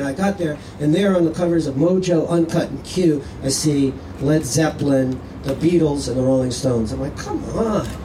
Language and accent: English; New York City, New York, United States; now in Edinburgh, United Kingdom; I live here now in Edinburgh. I'm from New York City